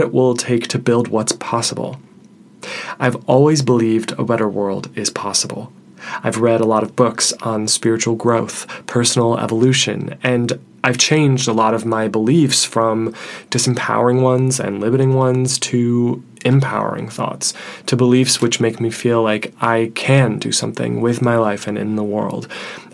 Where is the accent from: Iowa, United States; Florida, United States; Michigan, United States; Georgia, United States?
Michigan, United States; Detroit; I'm originally from Detroit